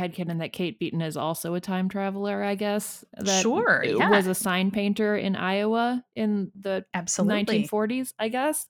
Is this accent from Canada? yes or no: yes; Canada; Actually, this is speaking as a Canadian and a cartoonist.